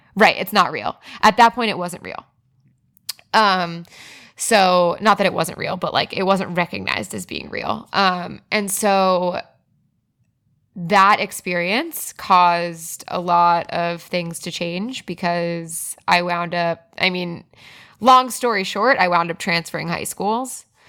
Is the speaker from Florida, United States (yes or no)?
yes; South Florida, United States; moved away; also born or lived in Broward County; I grew up in South Florida